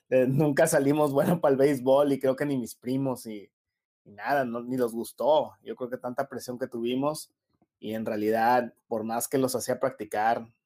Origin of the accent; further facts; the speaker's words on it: Brownsville, Texas, United States; born there; originalmente nací en Brownsville, Texas